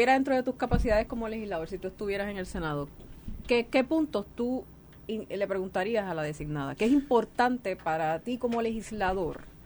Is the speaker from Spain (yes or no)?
no; Puerto Rico; yo como puertorriqueña